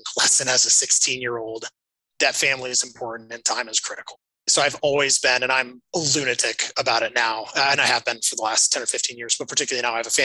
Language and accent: English; Flagstaff, Arizona, United States; I grew up in Flagstaff, Arizona, which is small